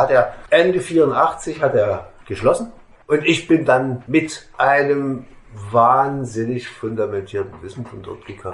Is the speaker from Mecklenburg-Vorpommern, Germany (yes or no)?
no; Meissen, Saxony, Germany; ich komme aus Meißen